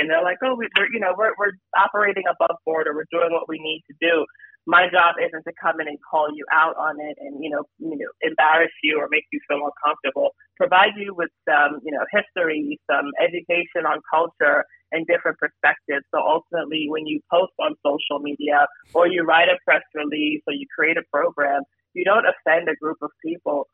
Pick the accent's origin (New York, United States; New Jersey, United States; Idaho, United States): New York, United States; New York City; I lived, grew up, born and raised in New York, Brooklyn, New York